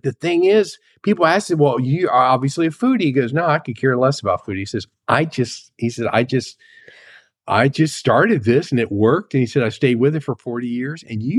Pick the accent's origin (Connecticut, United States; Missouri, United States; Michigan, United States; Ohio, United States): Ohio, United States; Cincinnati; And I come from the Cincinnati area